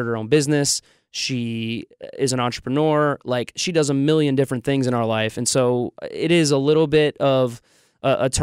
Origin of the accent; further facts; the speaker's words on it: Orlando, Florida, United States; moved away as an adult; now in Nashville, United States; I'm from Orlando